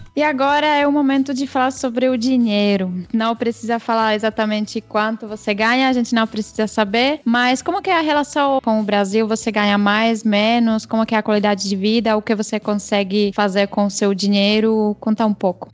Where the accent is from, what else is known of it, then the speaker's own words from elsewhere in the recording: Czechia; now in Brazil; a minha terra natal